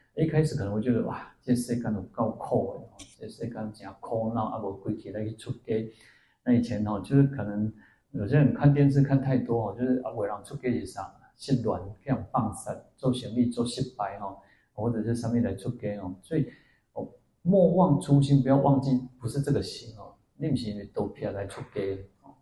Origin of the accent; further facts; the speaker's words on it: Taiwan; 我们说我们是台湾人